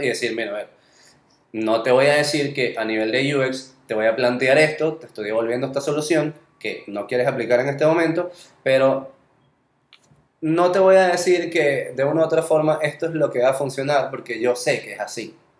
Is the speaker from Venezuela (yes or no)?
yes; Venezuela; accent: Venezuelan; moved away; estando todavía en Venezuela